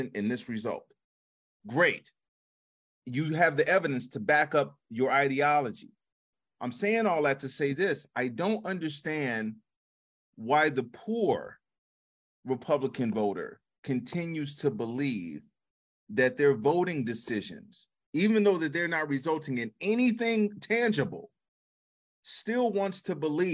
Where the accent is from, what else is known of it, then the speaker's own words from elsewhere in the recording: Chicago, Illinois, United States; moved away; I came from Chicago